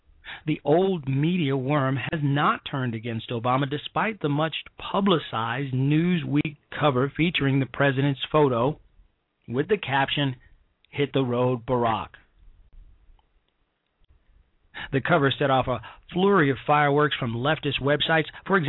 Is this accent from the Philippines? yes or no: no; Chicago, Illinois, United States; back home in my hometown of Chicago, Illinois